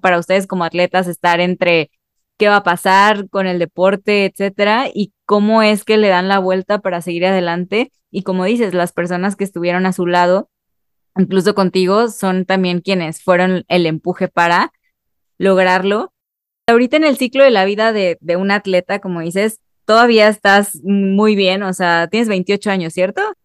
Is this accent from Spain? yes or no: no; Mexico; solamente como mexicano